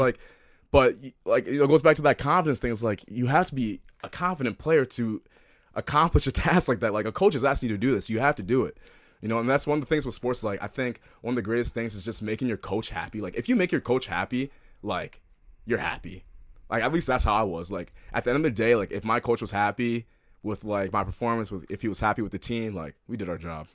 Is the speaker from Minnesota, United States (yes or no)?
yes; Minneapolis, Minnesota, United States; also born or lived in New Jersey; I love Minneapolis. I love, you know, you know, it's my hometown. I consider it my hometown. Although I was born in New Jersey and lived there for the first eight years of my life